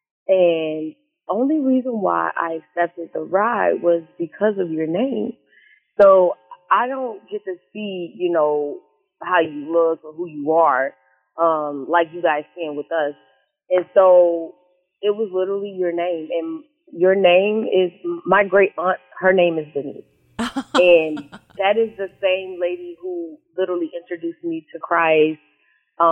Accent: Indianapolis and Chicago, Midwest, United States; moved away as an adult; now in Houston, United States; I am from Chicago, actually. So, yes, I grew up in Indianapolis and in Chicago. Majority of, like, both, half my life, I guess. Half my life in Indianapolis, half my life in Chicago

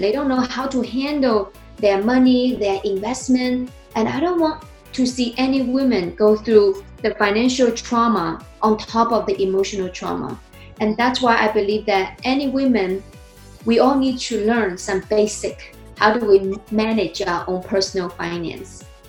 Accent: China; born or raised there; English is a second language; moved away as an adult; also born or lived in New Jersey; now in United States

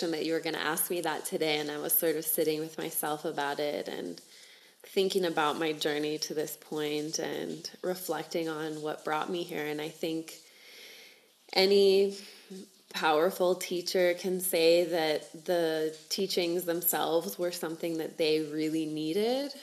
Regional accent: United States; moved away; also born or lived in South America; I was actually born down here, but I grew up in the States, and both of my parents are from the United States

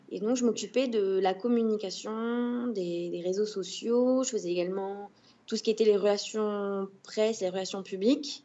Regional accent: Bordeaux, Nouvelle-Aquitaine, France; moved away as an adult; also born or lived in Paris; now in Rosario, Argentina; je suis de Bordeaux

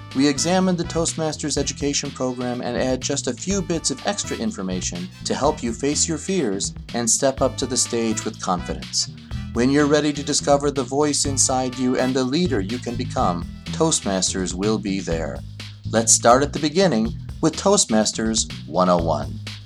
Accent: Northeastern Ohio, United States; I'm from Northeastern Ohio, District 10

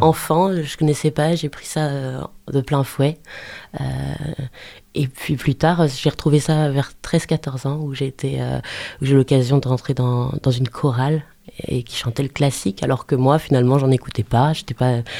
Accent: Angers, Pays de la Loire, France; je suis du terroir. Je suis né à Angers. je suis né à Angers, euh, dans, au quartier Montplaisir. Et puis ensuite, j'ai vécu toujours dans, autour d'Angers, oui.

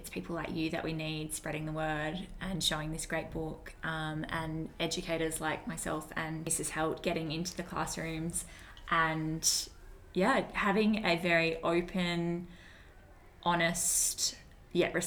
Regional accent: Australia; I was born in Australia

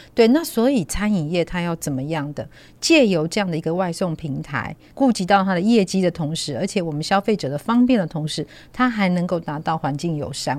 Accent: Taiwan; 以以我们台湾人来说

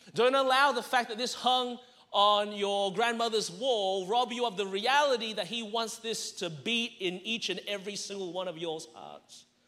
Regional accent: Melbourne, Victoria, Australia; moved away as an adult; now in Anderson, United States; I was born in Melbourne, Australia. That's the reason my voice is this way.

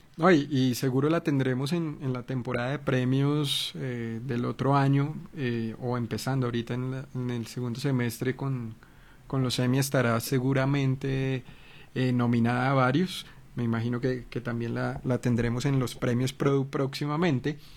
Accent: Colombia; como colombianos

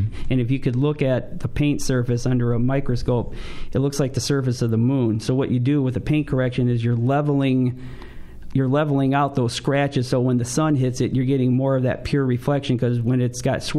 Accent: Detroit, Michigan, United States; moved away; growing up in Detroit

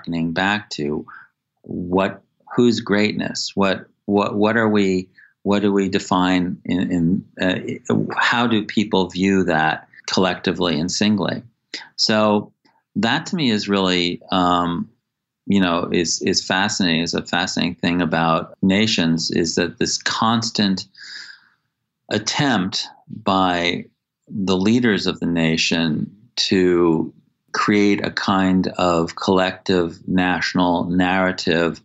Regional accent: United States; also born or lived in Singapore; as an American

